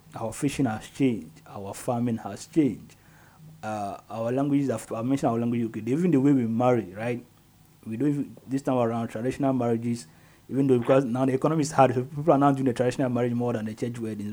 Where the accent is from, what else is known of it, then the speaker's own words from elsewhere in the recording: Ghana; we are Ghanaians